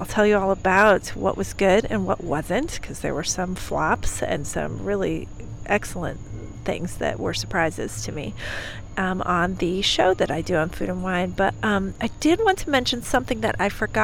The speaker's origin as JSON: {"language": "English", "town": "Raleigh", "region": "North Carolina", "country": "United States", "said": "So I am from North Carolina, from the kind of Raleigh area."}